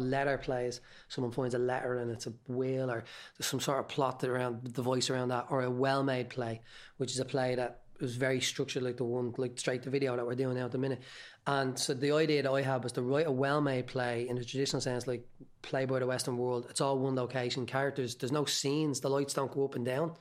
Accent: Dublin, Leinster, Ireland; I'm from Tala

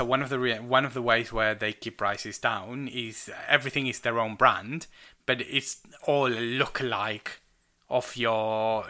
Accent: Argentina; I'm Argentinian.

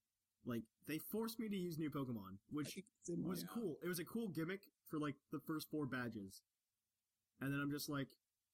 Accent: United States; I'm American.

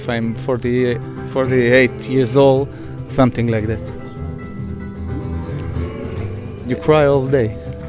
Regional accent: Kibbutz Eilon, Northern District, Israel; From Kibbutz Eilon in the north.

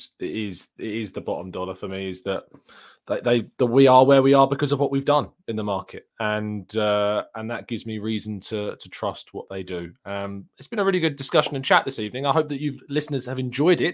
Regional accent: England, United Kingdom; I'm English

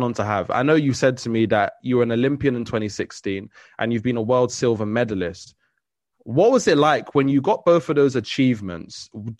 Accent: Trinidad & Tobago; And so I'm Trinidadian

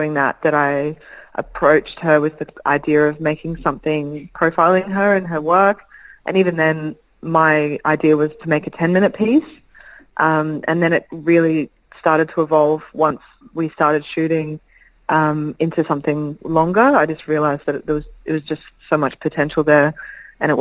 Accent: Brisbane, Queensland, Australia; growing up in Brisbane

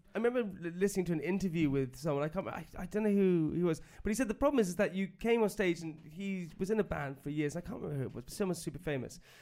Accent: United Kingdom; being British

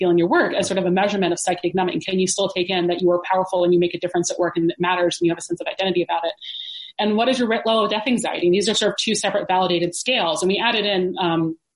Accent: the South, United States; moved away; I'm from the South

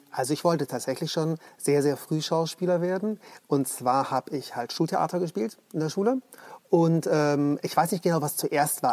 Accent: Munich, Bavaria, Germany; Also ich komme aus München.

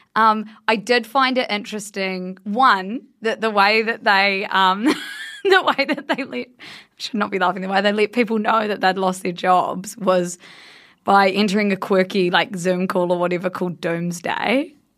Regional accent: Blenheim, Marlborough, New Zealand; my hometown, Blenheim, which is a very small place in the South Island of New Zealand

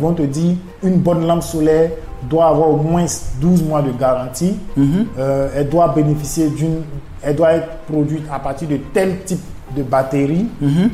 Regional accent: Burkina Faso; first language Mooré; French is a second language; ma langue maternelle, c'est le, le moré de, l'ethnie Mossi du Burkina Faso

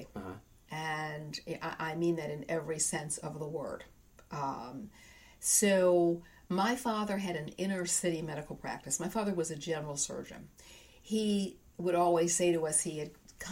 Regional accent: St. Louis, Missouri, United States; moved away as an adult; also born or lived in University City, Missouri; now in Boston, United States; I was born in St. Louis, Missouri

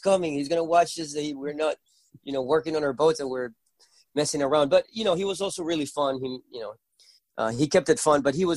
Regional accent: Puerto La Cruz, Anzoátegui, Venezuela; accent: Venezuelan; first language Spanish; English is a second language; I grew up in Venezuela where I was born and raised

